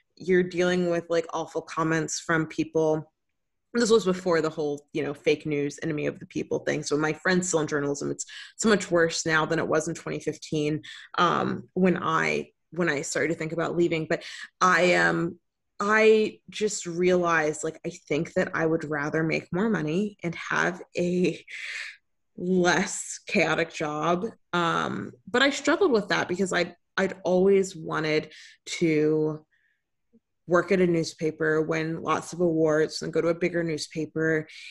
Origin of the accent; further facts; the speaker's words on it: Tampa, Florida, United States; My family moved to the area when I was four years old